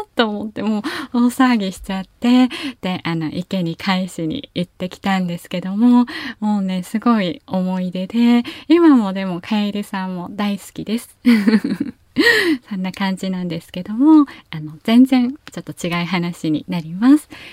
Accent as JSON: {"language": "Japanese", "region": "Kyushu", "country": "Japan", "also_born_or_lived": "Kanto", "moved": "as an adult"}